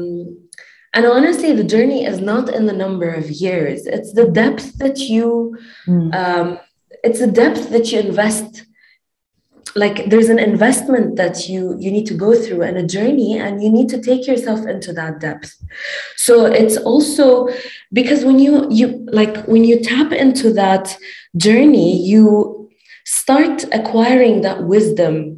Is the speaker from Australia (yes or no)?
no; Dubai, United Arab Emirates; also born or lived in Lebanon; I'm originally from Lebanon. I'm based in Dubai, born and raised in Dubai